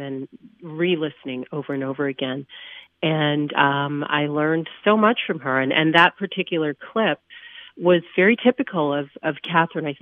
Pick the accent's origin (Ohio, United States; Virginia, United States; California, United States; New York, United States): Virginia, United States; Hampton; I grew up in Hampton, Virginia, where NASA Langley, that's the NASA Langley Research Center where she worked, was in my hometown